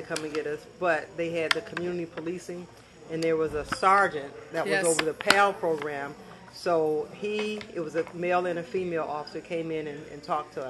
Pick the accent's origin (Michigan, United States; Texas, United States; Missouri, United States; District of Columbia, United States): Michigan, United States; Detroit; moved away as an adult; also born or lived in Lansing, Michigan / Illinois; Born and raised in Detroit, Michigan.